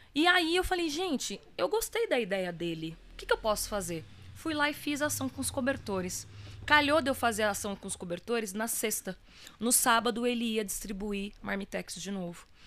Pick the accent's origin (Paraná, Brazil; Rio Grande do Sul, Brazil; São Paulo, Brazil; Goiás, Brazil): São Paulo, Brazil; Ferraz de Vasconcelos; also born or lived in Minas Gerais; eu sou cria do Alto Tietê